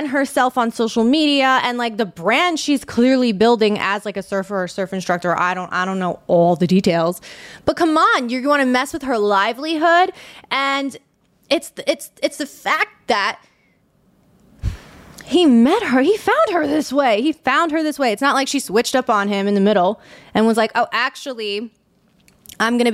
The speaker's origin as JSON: {"language": "English", "region": "New York", "country": "United States", "accent": "New York", "said": "I'm from New York"}